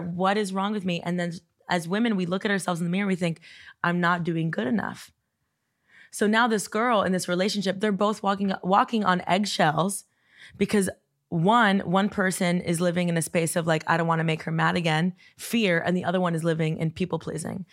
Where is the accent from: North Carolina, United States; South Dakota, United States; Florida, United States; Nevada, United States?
Florida, United States; Coral Gables; I grew up in Coral Gables